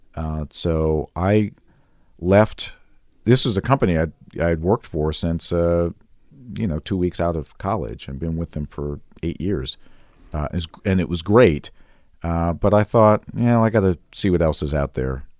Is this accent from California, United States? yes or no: no; outside of Chicago, Illinois, United States; moved away as an adult; also born or lived in Missouri / Houston / Denver / Kansas City; now in Las Vegas, United States; I grew up outside of Chicago